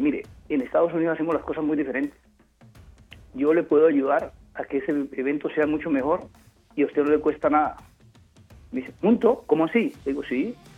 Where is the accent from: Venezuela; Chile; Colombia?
Colombia; Juradó, Chocó; moved away; also born or lived in Buenaventura, Colombia / Quibdó, Colombia / Cali, Colombia / United States; yo nací en Buenaventura, me crié en Jurado Chocó, en la frontera con Panamá, en el Pacífico, luego vine a Quibdó y a Cali.